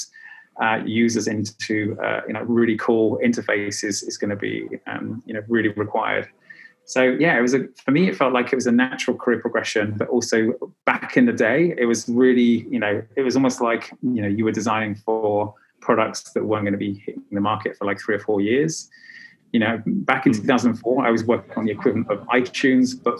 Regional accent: United Kingdom; moved away as an adult; also born or lived in south of France / Dubai; now in Berlin, Germany; I'm British, originally from the UK. And actually, I emigrated from UK in 2009.

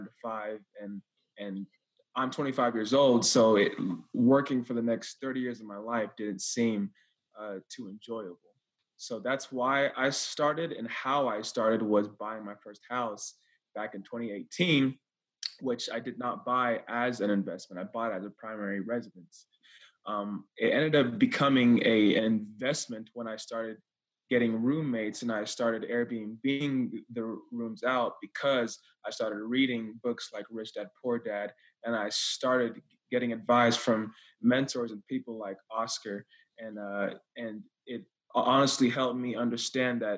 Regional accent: Texas, United States; I'm from Texas, born and raised

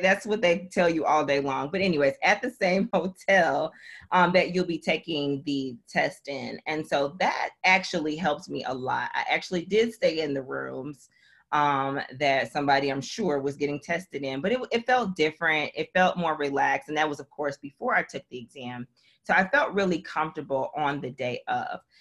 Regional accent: Milwaukee, Wisconsin, United States; moved away as an adult; also born or lived in Nashville, Tennessee / Florida / Dominica; now in Memphis, United States; I am originally from Milwaukee, Wisconsin, born and raised.

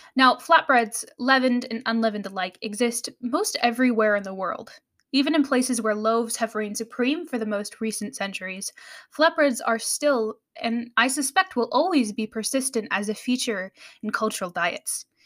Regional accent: United States

